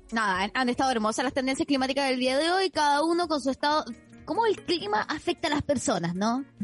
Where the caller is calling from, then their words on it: Concepción, Biobío, Chile; de Gualpen en Concepción, reportando el tiempo para Mercurio y Retrogrado.